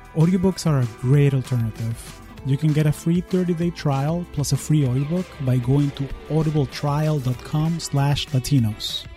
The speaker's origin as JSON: {"language": "English", "town": "Caracas", "region": "Capital District", "country": "Venezuela", "moved": "yes", "lives_now": "United States", "said": "I am originally from Caracas, Venezuela, and I've been calling the U S home for the last twenty years."}